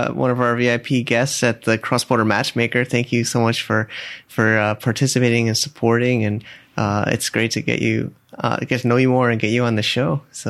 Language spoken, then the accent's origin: English; Connecticut, United States; I remember my first job was in a machine shop in Connecticut, my hometown.